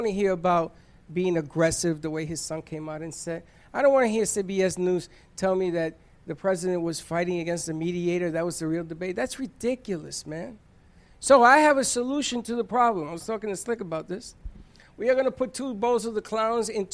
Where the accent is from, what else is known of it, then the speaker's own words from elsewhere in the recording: United States; I am still an American